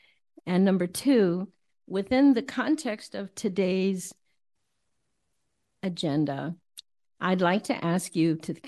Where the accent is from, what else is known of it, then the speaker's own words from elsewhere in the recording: Manhattan Beach, California, United States; now in Sausalito, United States; And by the way, I grew up in Manhattan Beach.